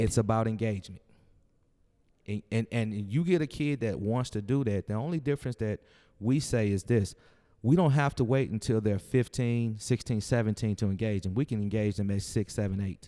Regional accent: St. Louis, Missouri, United States; moved away; also born or lived in Georgia; growing up in Saint Louis

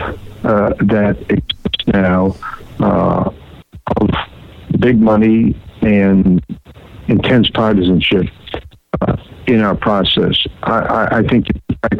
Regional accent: Waterville, Maine, United States; When I was a kid growing up in the town of Waterville, Maine

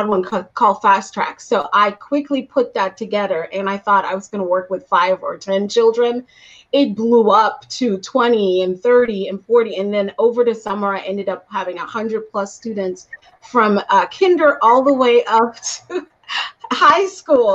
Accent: Guyana; also born or lived in Florida; now in Arizona, United States; I am originally born and raised in Guyana, South America, which I'm very proud

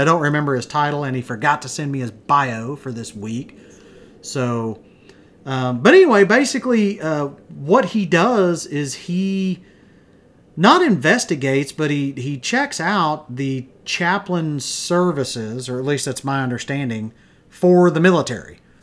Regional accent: Wichita Falls, Texas, United States; we're from Wichita Falls.

